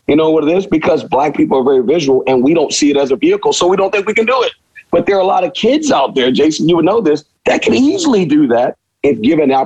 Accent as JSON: {"language": "English", "town": "Houston", "region": "Texas", "country": "United States", "also_born_or_lived": "Villanova, Pennsylvania", "moved": "as an adult", "lives_now": "California, United States", "said": "I'm from Houston and I'm from a certain demographic and I love where I'm from"}